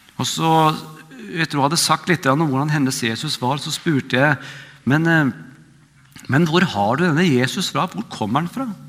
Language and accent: Norwegian; Vestfold, Norway; moved away as an adult; also born or lived in Oslo; now in Nærbø, Norway; Jeg er fra Vestfold, men bor nå på, på Nærbø